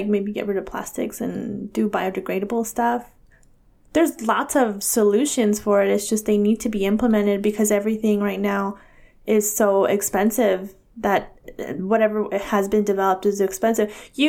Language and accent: English; California, United States; born or raised there